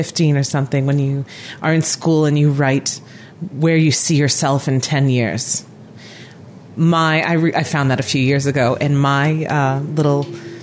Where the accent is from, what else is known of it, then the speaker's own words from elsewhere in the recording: Rhode Island, United States; also born or lived in San Francisco, California; now in Auckland, New Zealand; where I grew up in New England, I grew up in Rhode Island